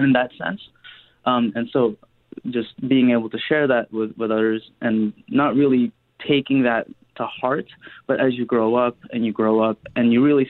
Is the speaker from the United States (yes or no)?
no; Steinbach, Manitoba, Canada; also born or lived in Winnipeg; I was about 9 when we moved to Steinbach from Winnipeg